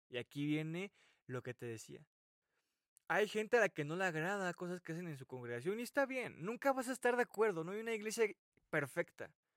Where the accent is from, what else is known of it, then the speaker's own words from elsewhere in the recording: Mexico; mi país, México